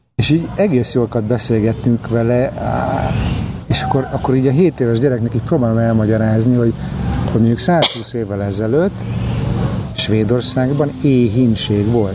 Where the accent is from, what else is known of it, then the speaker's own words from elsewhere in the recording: Hungary; moved away; én magyar vagyok, hogy én kelet-európai vagyok